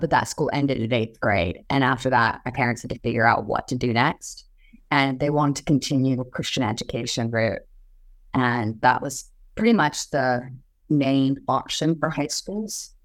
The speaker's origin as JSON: {"language": "English", "town": "Pomeroy", "region": "Washington", "country": "United States", "tie": "born or raised there", "also_born_or_lived": "Moscow, Idaho", "moved": "yes", "said": "I grew up in Palm Roy, Washington. It's a little tiny town just across the border"}